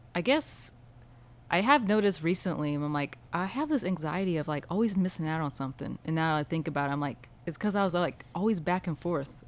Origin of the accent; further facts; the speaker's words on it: Creek and Okmulgee Counties, Oklahoma, United States; also born or lived in Sapulpa, Oklahoma / Henryetta, Oklahoma / Dewar, Oklahoma; I grew up all over Creek and Oh, Mulgee Counties